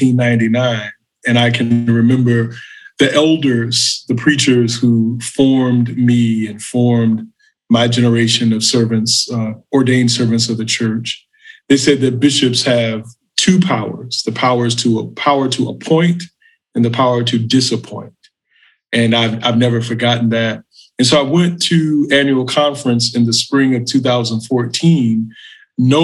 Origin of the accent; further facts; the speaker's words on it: Macon, Georgia, United States; moved away; We were living in Macon, Georgia, my hometown